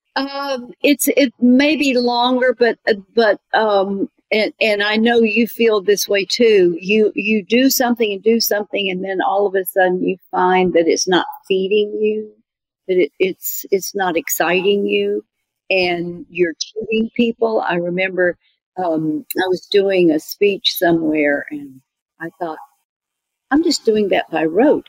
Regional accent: Birmingham, Alabama, United States; Where are you from? And I said, Birmingham

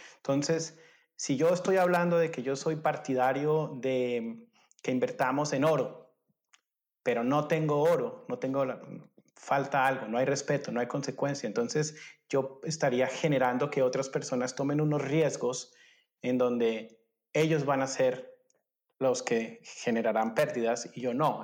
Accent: Colombia; moved away as an adult; also born or lived in Germany; yo soy colombiano

